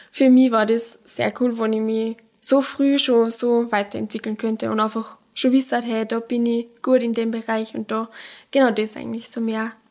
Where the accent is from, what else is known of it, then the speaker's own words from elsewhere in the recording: Pongau, Salzburg, Austria; now in Salzburg, Austria; bei mir im Pongard drinnen, weil ich bin aus dem Pongard.